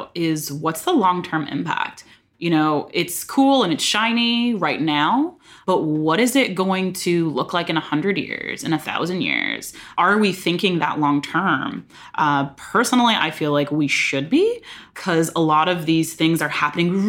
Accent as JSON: {"language": "English", "town": "San Diego", "region": "California", "country": "United States", "tie": "born or raised there", "said": "I grew up in San Diego."}